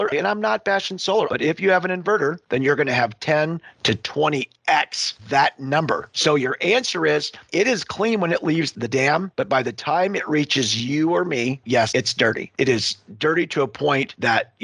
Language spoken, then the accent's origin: English; Western Montana, United States; I grew up in a solar manufacturing family. Growing up in Western Montana, we had a solar panel manufacturing facility.